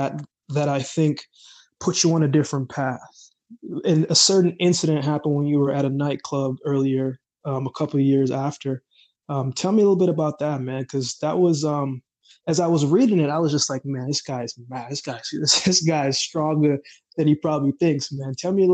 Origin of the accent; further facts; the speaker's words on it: Jamaica; born there; because I was born in Jamaica, and, you know, I've been around a lot of violence and things of that nature.